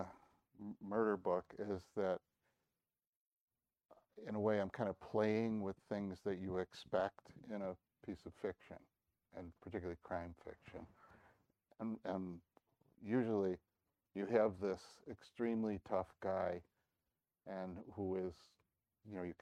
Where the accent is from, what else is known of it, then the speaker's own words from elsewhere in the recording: the East, East Coast, United States; moved away; I grew up in the East